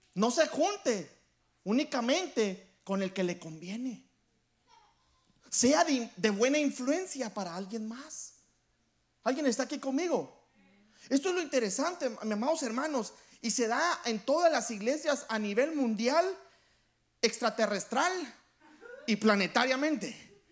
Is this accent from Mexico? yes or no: no; Guatemala; Yo soy de Guatemala y yo voy a hablar por nosotros los, los chapines, nos dicen a nosotros los guatemaltecos.